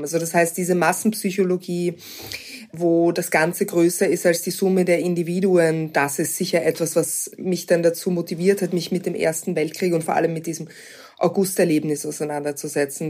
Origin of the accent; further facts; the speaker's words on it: Vienna, Austria; Wien ist meine Heimatstadt